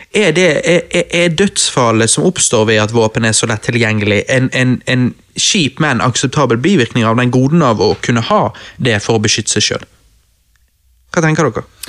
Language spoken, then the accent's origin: Norwegian; Bergen, Vestland, Norway; Vi er jo bergensere